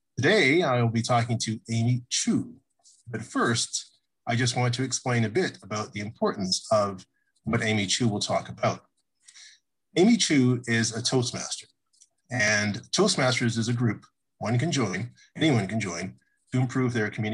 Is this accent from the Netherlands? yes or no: no; Canada; Canada, which is where I'm from